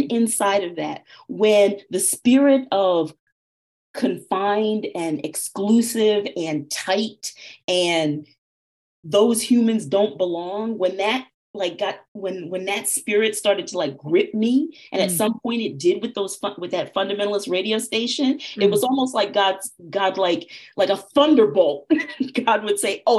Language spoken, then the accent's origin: English; Camden, New Jersey, United States; also born or lived in Poughkeepsie, New York; I grew up in Camden, New Jersey.